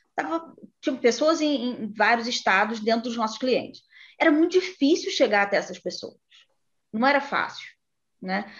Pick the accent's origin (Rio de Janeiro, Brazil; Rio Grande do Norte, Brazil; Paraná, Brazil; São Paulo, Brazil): Rio de Janeiro, Brazil; interior of Rio de Janeiro state, Brazil; moved away; Eu sou do interior, do Rio, mas sou do interior. Né? E para eu estudar e trabalhar, eu tive que sair da cidade dos meus pais e para o Rio de Janeiro